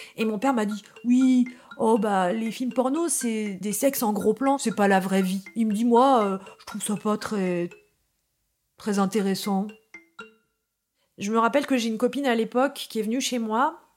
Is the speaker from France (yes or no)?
yes; Paris, Île-de-France, France; je suis née à Paris, à l'hôpital Port-Royal